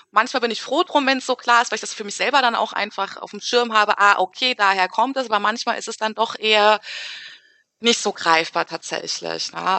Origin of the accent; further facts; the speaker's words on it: Frankfurt, Hesse, Germany; also born or lived in Wiesbaden; Und dann sage ich halt, ah ja, ich komme aus Frankfurt. Und dann geht's halt los, ne? Wo bist du denn geboren? Dann sage ich, ah ja, in Wiesbaden.